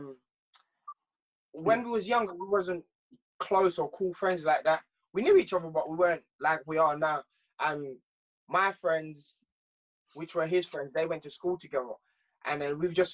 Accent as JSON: {"language": "English", "country": "Jamaica", "tie": "born or raised there", "moved": "yes", "said": "I was born in Jamaica. My mom and dad split"}